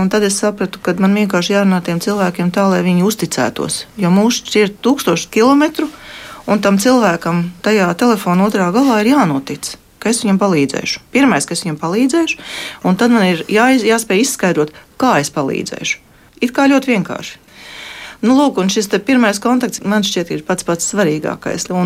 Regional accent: Latvia; es esmu no Latvijas un es gribu palīdzēt.

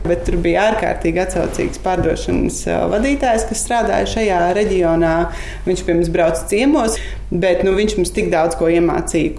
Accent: Riga, Latvia; moved away as an adult; also born or lived in Jūrmala; now in Irlava Parish, Latvia; Es savukārt esmu no Rīgas, dzimusi un nu, augusi tieši uz Brīvības ielas.

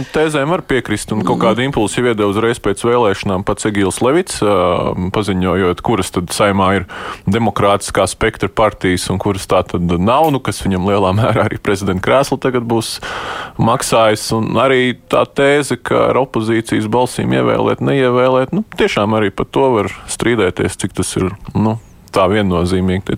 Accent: Sigulda, Sigulda Municipality, Latvia; Es pats no Siguldas esmu

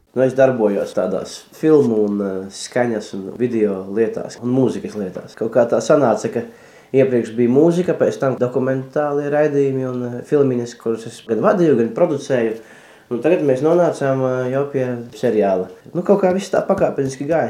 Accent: Kārsava, Latgale, Latvia; es nāku no Kārsavas, joprojām īpaši vasarās. Tur dzīvoju, tur man ir lauka māja

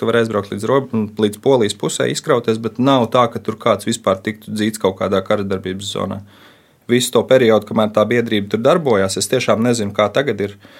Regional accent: Cēsis, Latvia; es nāku no cēsīm

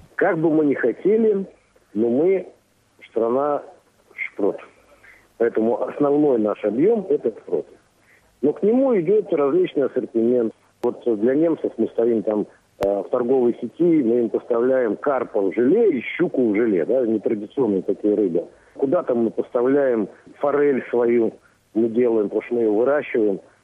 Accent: Russia; now in Latvia; сам россиянин

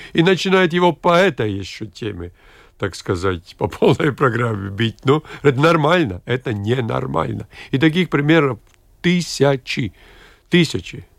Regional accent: Latgale, Latvia; в моей любимой Латгалии, откуда я родом

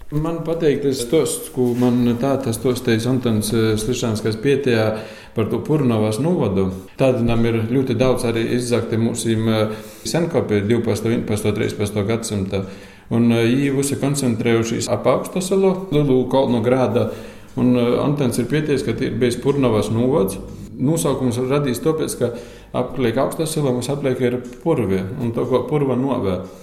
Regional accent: Latgale, Latvia; first language Latgalian; es esmu latgālīts, tāpēc, ka runāju latgāliski un dzimis latgālē

